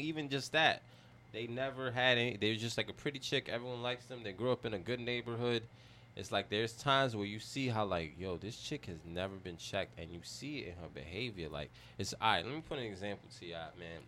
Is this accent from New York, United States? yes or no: yes; New York City, New York, United States; I'm half Chinese, but I grew up in the Bronx